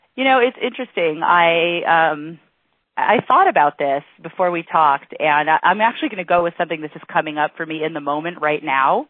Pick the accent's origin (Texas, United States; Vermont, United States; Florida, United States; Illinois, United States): Florida, United States; Miami Beach; I was born in Miami Beach